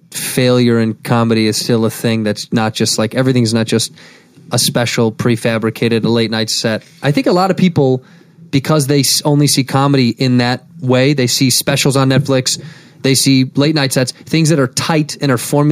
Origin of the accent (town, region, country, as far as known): Chicago, Illinois, United States